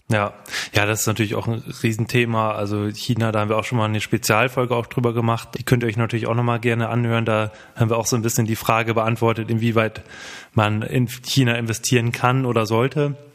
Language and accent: German; Bremen, Germany; Oh, und gerade als Bremer ist das ja nochmal ganz interessant.